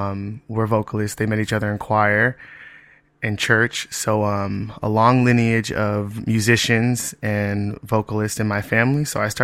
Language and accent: English; Los Angeles, California, United States; now in New York City, United States; I'm originally from Los Angeles, California.